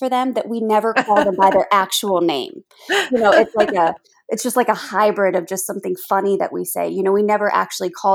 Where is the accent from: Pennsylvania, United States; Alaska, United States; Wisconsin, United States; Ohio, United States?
Pennsylvania, United States; Pittsburgh; We're all from Pittsburgh, so we're the Steel City Stitchers